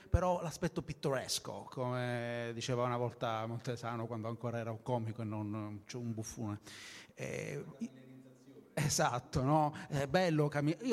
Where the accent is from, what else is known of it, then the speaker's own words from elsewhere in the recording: Sicily, Italy; mi è capitato spesso nel piccolo, nel senso nel piccolo italiano da siciliano, di arrivare a Milano eh, a vedere che eh, si aspetta una certa narrazione della Sicilia, la mafia